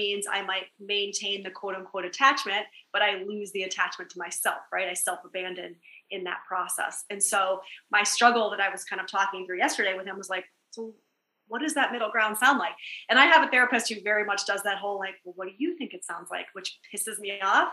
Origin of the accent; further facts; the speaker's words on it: New York City, New York, United States; I'm a New Yorker.